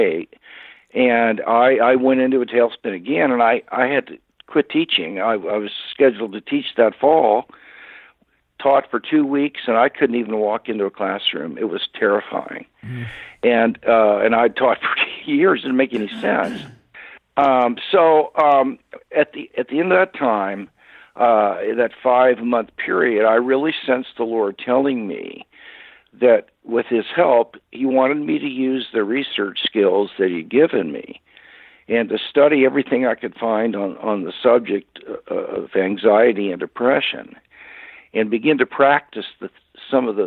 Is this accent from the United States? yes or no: yes; Kansas City, Missouri, United States; moved away; I was born and raised in Kansas City, Missouri